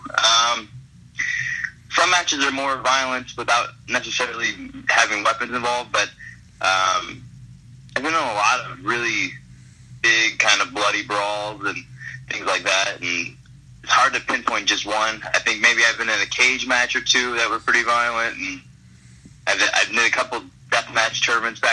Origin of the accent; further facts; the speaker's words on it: Detroit, Michigan, United States; In Michigan, especially where I'm from Detroit